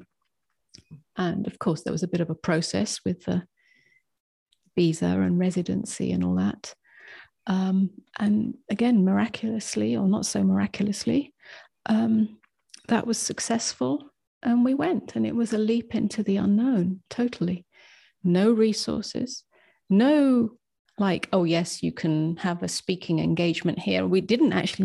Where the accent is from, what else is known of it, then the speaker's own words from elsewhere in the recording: England, United Kingdom; moved away as an adult; now in United States; I was brought up as English